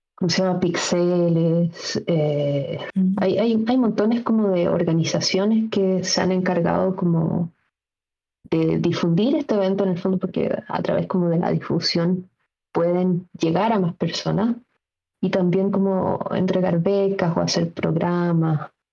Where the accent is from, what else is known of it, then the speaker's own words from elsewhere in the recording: Chile; como chilenos